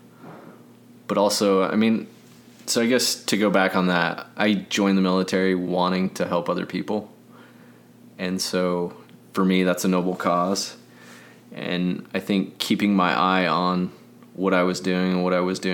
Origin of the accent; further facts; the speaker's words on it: Utah, United States; I grew up in Utah